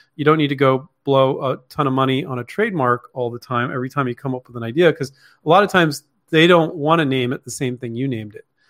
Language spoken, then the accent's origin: English; Palo Alto, California, United States; also born or lived in Mountain View, California; I grew up in Palo Alto and Mountain View, California.